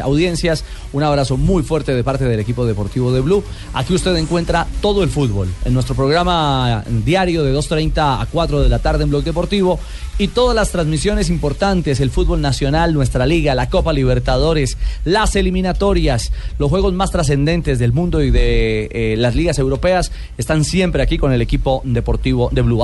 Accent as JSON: {"language": "Spanish", "town": "Manizales", "region": "Caldas", "country": "Colombia", "moved": "yes", "said": "a mi tierrita y a mis paisanos"}